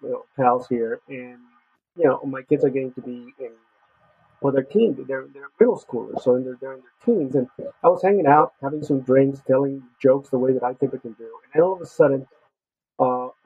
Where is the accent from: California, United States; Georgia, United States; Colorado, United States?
California, United States; Los Angeles; moved away; I grew up in East LA, and so it was a rough part of town in the 80s in Los Angeles